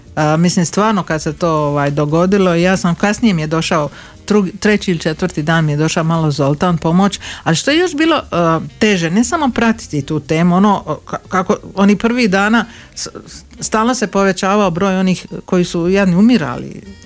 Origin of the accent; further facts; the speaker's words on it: Drniš, Šibenik-Knin County, Croatia; ja pošto dolazim iz Drniša